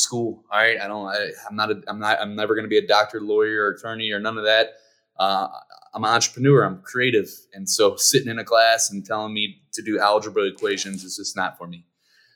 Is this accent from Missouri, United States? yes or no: yes; Ferguson, Missouri, United States; I grew up in Ferguson, Missouri